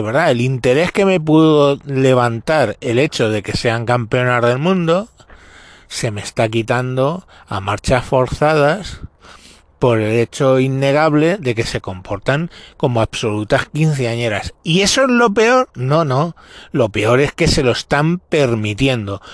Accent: Spain; no representan a mi país

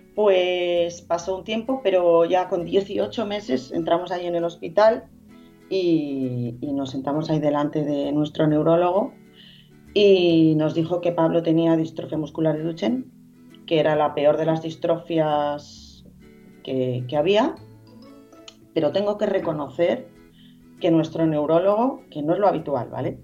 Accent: Madrid, Community of Madrid, Spain; now in Estepona, Spain; yo soy de Madrid, pero bueno, vivo en Estepona

